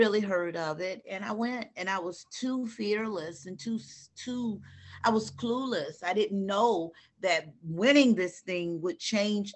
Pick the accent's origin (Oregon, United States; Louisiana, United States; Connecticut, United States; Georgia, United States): Georgia, United States; Atlanta; I'm from the South. I'm from Atlanta.